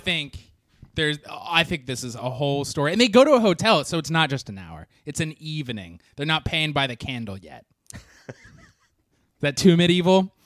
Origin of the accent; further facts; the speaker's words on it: Orange County, California, United States; growing up in Orange County.